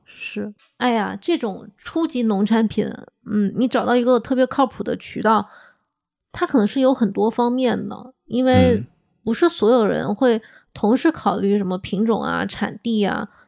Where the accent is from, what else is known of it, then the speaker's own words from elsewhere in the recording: Hunan, China; 我是湖南人